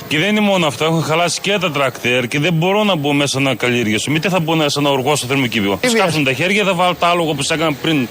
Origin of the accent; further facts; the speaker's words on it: Koskina, Thessaly, Greece; εγώ στο χωριό που είμαι από Κοσκινά που είμαι